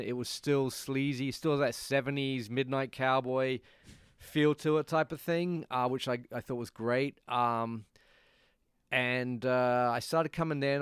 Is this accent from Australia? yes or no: yes; Perth, Western Australia, Australia; also born or lived in Nottingham, England; now in New York, United States; my t-, hometown is a place called Perth, uh, P E R T